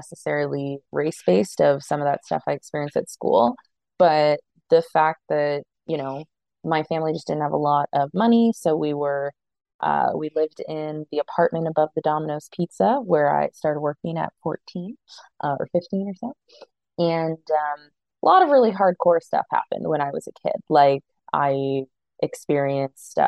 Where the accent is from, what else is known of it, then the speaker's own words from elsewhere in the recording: Toronto, Ontario, Canada; I'm a born and bred Torontonian. I've lived in Canada for most of my life